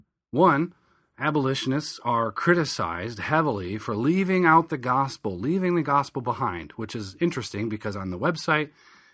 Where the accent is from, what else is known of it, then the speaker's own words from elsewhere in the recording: Michigan, United States; moved away as an adult; now in Philadelphia, United States; Back in 2004, I moved from Southern Michigan, where I grew up, to Philadelphia, Pennsylvania, to finish my undergraduate degree.